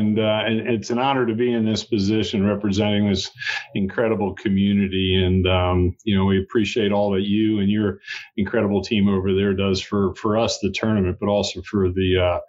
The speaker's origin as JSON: {"language": "English", "town": "Moorestown", "region": "New Jersey", "country": "United States", "tie": "born or raised there", "also_born_or_lived": "Greensboro, North Carolina / Myrtle Beach, South Carolina", "moved": "as an adult", "lives_now": "Hilton Head Island, United States", "said": "I'm a Southern heart, being from South Jersey, exit four on the Jersey Turnpike. But I was born and raised in Morristown, New Jersey, just outside of Philadelphia."}